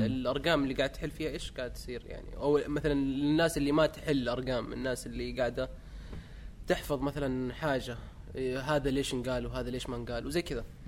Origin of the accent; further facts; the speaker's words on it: Mecca, Makkah Province, Saudi Arabia; اني من مكه